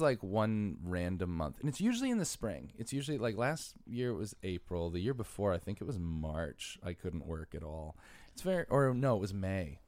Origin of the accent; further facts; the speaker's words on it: Bridgeport, Connecticut, United States; moved away as an adult; also born or lived in Stratford, Connecticut; now in New York City, United States; I'm from Bridgeport and Stratford. Spent half my life in Bridgeport, half my life in Stratford